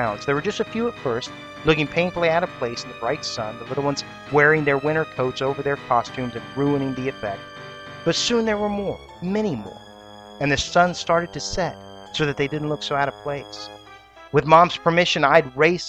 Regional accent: Columbus, Ohio, United States; In Columbus, Ohio, my hometown

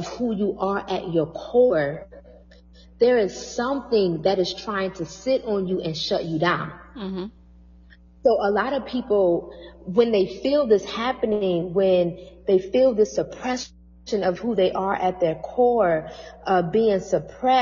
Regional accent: Toledo, Ohio, United States; moved away as an adult; also born or lived in New York City; my hometown, which is Toledo

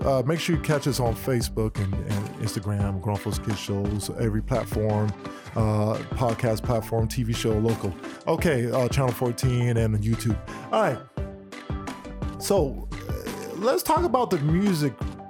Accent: United States; I'm Black American.

